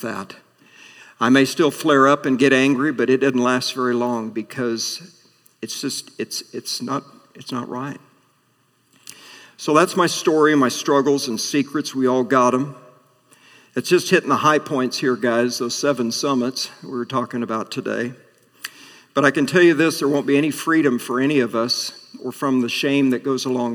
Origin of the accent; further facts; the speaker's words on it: Atlantic, Iowa, United States; moved away as an adult; my hometown of Atlantic